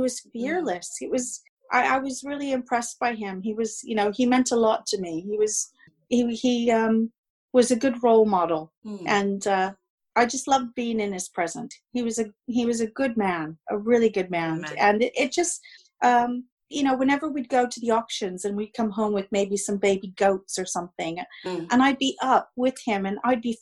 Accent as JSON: {"language": "English", "area": "Monterey County", "region": "California", "country": "United States"}